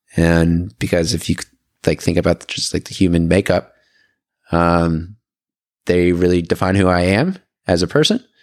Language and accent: English; Atlanta, Georgia, United States; moved away as an adult; also born or lived in Raleigh / Auburn, Alabama; now in San Francisco Bay Area, United States; I was born and raised in Atlanta